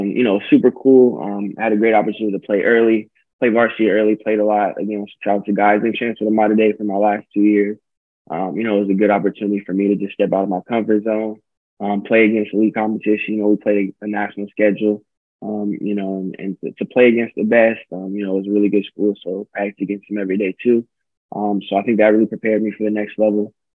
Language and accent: English; Pasadena, California, United States; also born or lived in Philadelphia; I was born in Philly, but I came out here. My mom's from Pasadena, and my dad's from the South Bay, which is pretty close too. So mm-hmm. I'm from Cali through and through.